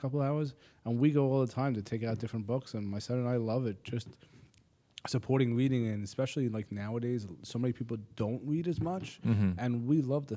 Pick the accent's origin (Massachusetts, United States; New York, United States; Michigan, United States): New York, United States; Middle Country School District, Long Island; I grew up in Middle Country School District, okay, right here on the island